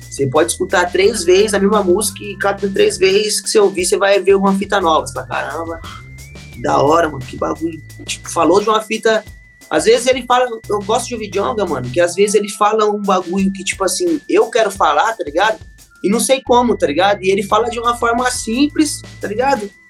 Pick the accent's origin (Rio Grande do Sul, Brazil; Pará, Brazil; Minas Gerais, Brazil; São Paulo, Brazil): São Paulo, Brazil; now in São José dos Campos, Brazil; como vocês sabem, eu vim de São Paulo, geral aqui me abraçou, tá ligado? Então, tipo assim, eu amo muito minha quebrada lá, Jardim Capela, mas a camisa que eu visto é São José dos Campos, tá ligado?